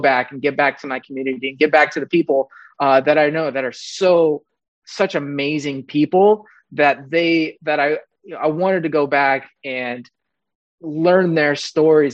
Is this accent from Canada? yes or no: no; Mendocino County, California, United States; I'm born and raised in Mendocino County